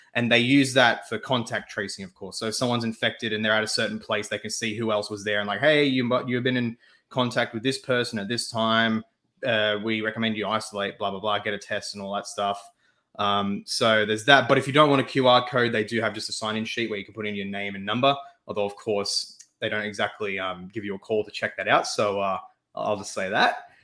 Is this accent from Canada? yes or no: no; Australia; I am an Australian